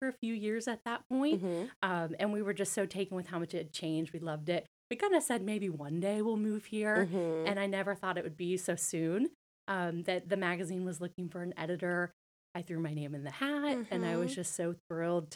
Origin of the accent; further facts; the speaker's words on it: north of Atlanta, Georgia, United States; also born or lived in Northern Virginia; now in Savannah, United States; he got transferred to the Atlanta area, north of Atlanta. So that's really where I grew up.